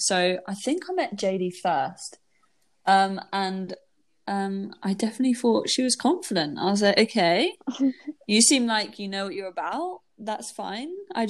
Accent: England, United Kingdom; because we're all from England, obviously, as you can tell, but we did actually meet in America

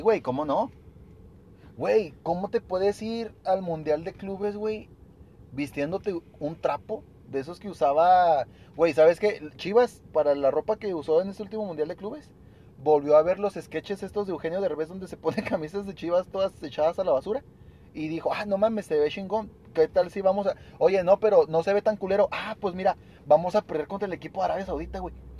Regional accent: El Paso, Texas, United States; yo soy del paso, no, yo soy más mexicano que nada

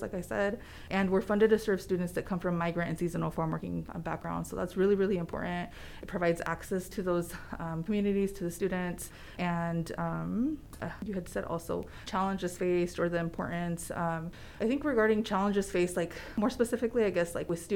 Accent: Southeast Idaho, United States; I was raised in Southeast Idaho

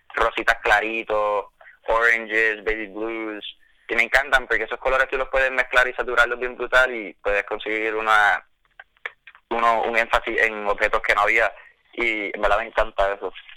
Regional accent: Mayagüez, Puerto Rico; moved away as an adult; now in Savannah, United States; yo soy de Mayagüez, Puerto Rico, pero estoy estudiando ahora mismo en Savannah, Georgia

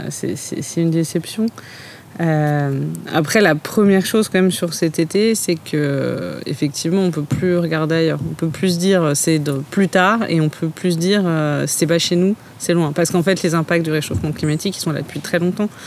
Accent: Vesoul, Bourgogne-Franche-Comté, France

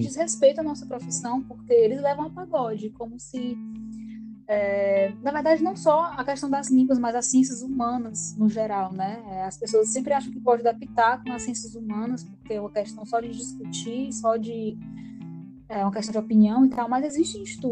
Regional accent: Ceará, Brazil; first language Portuguese; Sou brasileira, sou cearense

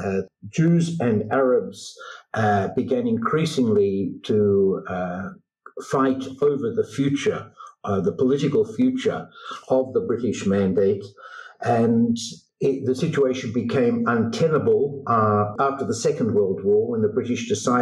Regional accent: Australia; accent: Australian; also born or lived in Israel; now in New York, United States; I'm originally Australian, hence my accent, but I've spent most of my life in Israel.

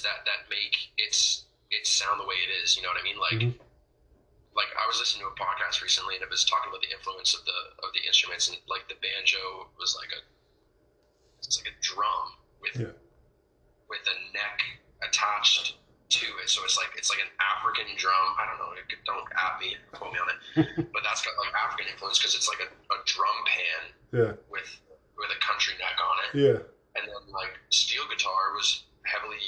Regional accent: Toronto, Ontario, Canada; I grew up in Toronto.

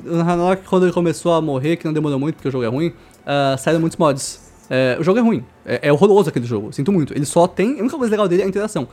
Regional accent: Osasco, São Paulo, Brazil; also born or lived in Coab; a gente saiu da Coab e foi pro Osasco

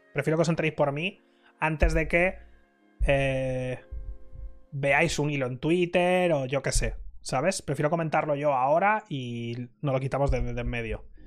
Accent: Spain; yo soy el único español

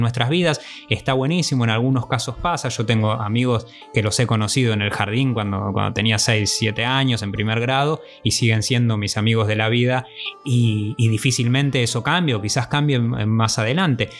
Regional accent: Argentina; moved away as an adult; nos fuimos por mucho tiempo de Argentina

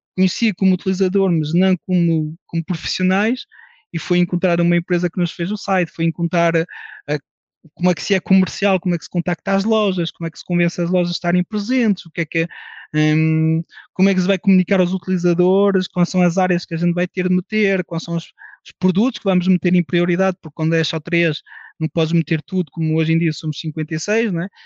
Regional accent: France; now in Portugal; nasci em França, de pais portugueses

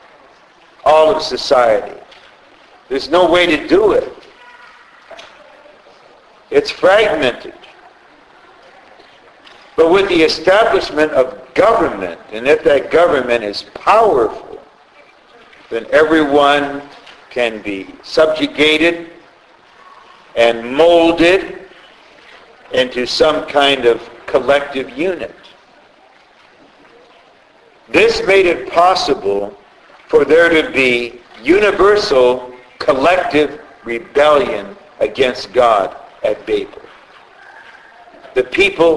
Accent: United States; I'm an American citizen.

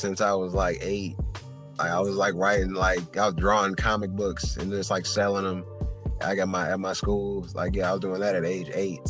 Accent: Detroit, Michigan, United States; I'm a kid from Detroit.

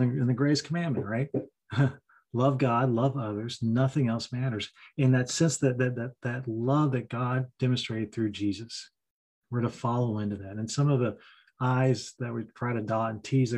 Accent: Kentucky, United States; I've got the Scottish Welsh background. I'm from Kentucky

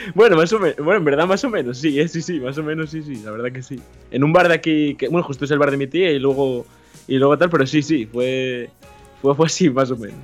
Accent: Turón, Asturias, Spain; soy de Asturias y concretamente de Turón, que es un pueblo que está al lado de Mieres y, y de ahí soy

